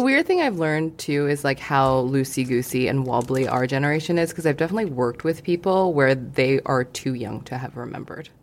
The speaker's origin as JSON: {"language": "English", "country": "Hong Kong", "tie": "born or raised there", "moved": "yes", "said": "I grew up in Hong Kong"}